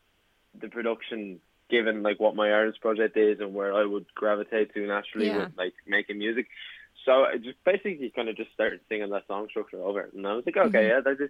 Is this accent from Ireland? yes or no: yes; Blessington, Leinster, Ireland; now in Dublin, Ireland; I'm actually from Blessington and Wicklow